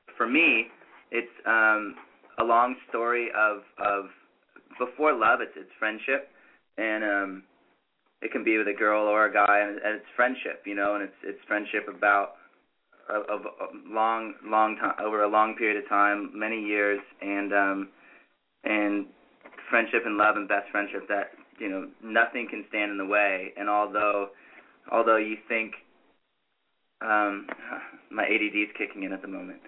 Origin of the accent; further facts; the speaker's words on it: Laguna Beach, California, United States; I was born and raised in Laguna Beach